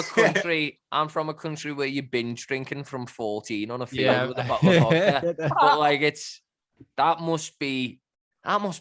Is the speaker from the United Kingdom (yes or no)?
yes; Liverpool, North West England, United Kingdom; now in Australia; I'm from Liverpool